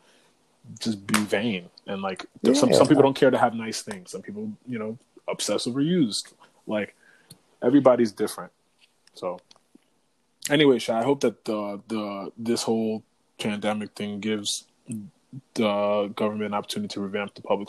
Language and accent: English; Connecticut, United States; growing up in the Connecticut school system